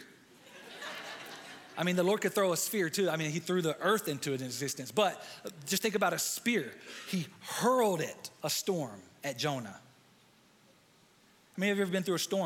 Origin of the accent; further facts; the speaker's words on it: near Fayetteville, North Carolina, United States; also born or lived in Dallas, Texas; placed in foster care just outside of Fayetteville, North Carolina